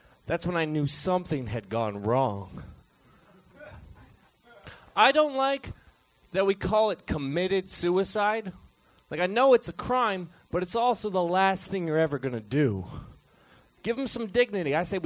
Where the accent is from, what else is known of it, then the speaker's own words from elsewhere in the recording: Oregon, United States; From Oregon